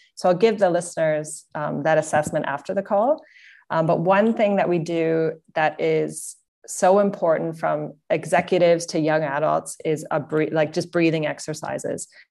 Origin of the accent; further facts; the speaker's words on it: Canada; moved away as an adult; also born or lived in Singapore; now in Sydney, Australia; I'm based out of Sydney, Australia. And, um, I come from Canada.